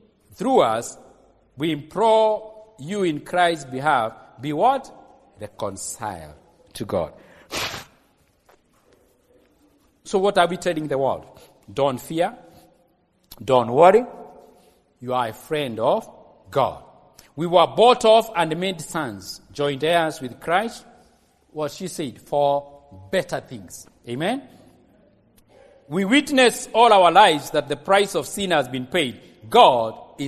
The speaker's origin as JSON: {"language": "English", "area": "Kikuyu", "region": "Central Kenya", "country": "Kenya", "said": "I'm from Kikuyu?"}